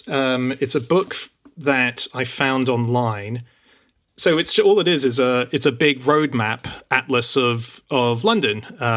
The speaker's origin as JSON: {"language": "English", "country": "Australia", "tie": "born or raised there", "said": "I don't know if that even existed when I was growing up in Australia."}